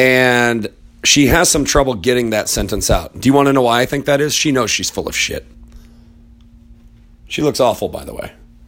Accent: Richmond, Indiana, United States; I am from Richmond, fucking Indiana. That's where I'm from. I was born there. My ancestors are French Huguenot and Scottish.

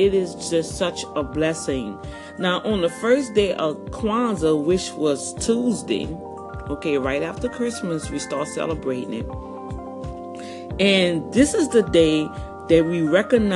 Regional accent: New Orleans, Louisiana, United States; moved away; growing up in Algiers and New Orleans

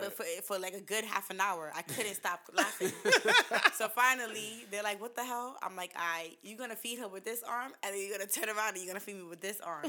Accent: New York City, New York, United States; I'm from Borough Park. I grew up there, born and raised.

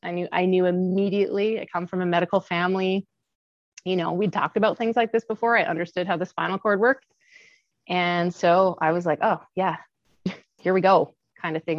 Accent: Kamloops, British Columbia, Canada; moved away as an adult; also born or lived in Calgary; i was born and raised in kamloops bc and uh, that is where i live today i came back to my hometown after um, traveling and living all over the world

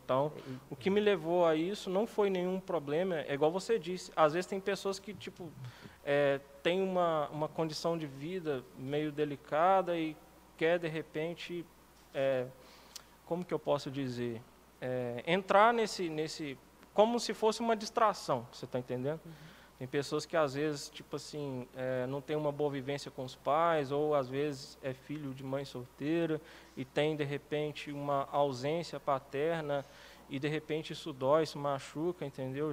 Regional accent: Lagoa Santa, Minas Gerais, Brazil; also born or lived in Vespasiano; sou morador de Lagoa Santa desde que eu me entendo por gente. Na verdade, eu morava em Vespasiano, vim para cá com um ano de idade

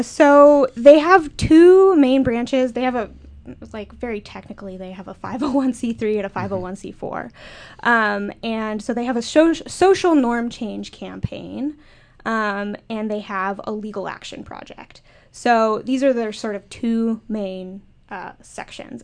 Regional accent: Minnesota, United States; I'm from Minnesota, a big hunting state

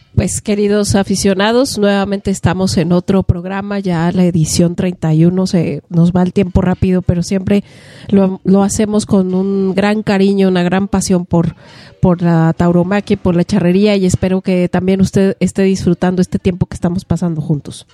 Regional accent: Mexico; como mexicanos

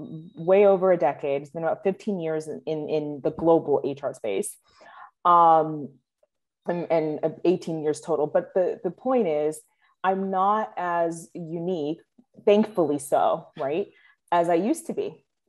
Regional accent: Dominican Republic; as you mentioned, I'm from Dominican Republic. And so there's a language advantage, right?

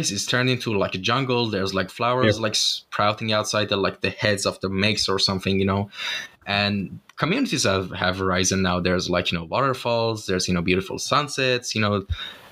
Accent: Shiraz, Fars, Iran; now in Istanbul, Turkey; my hometown, Shiraz

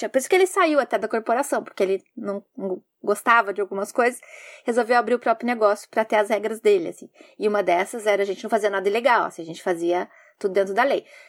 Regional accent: Curitiba, Paraná, Brazil; now in Japan; Eu sou curitibana

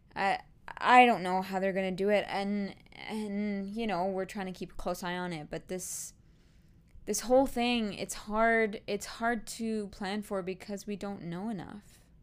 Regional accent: Canada; as a Canadian

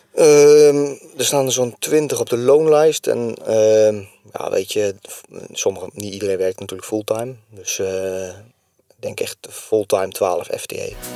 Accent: Barneveld, Gelderland, Netherlands; moved away as an adult; now in Kesteren, Netherlands; Ik kom uit Barneveld. Ik ben, mijn vrouw komt uit Kesteren, dus zodoende ben ik hier in de regio terechtgekomen

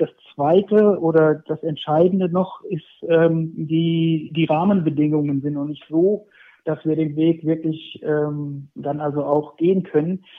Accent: near Fulda, Hesse, Germany; moved away as an adult; also born or lived in Saxony; now in Leipzig, Germany; Ich bin, ich bin gebürtiger Hesse. Ich bin in der Nähe von, ähm, von Fulda zur Welt gekommen und aufgewachsen, habe dort 30 Jahre gelebt.

